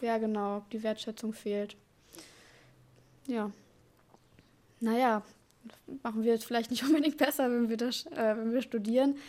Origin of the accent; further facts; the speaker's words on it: Dortmund, North Rhine-Westphalia, Germany; moved away as an adult; wurde in Dortmund geboren und habe da auch mein Abitur gemacht.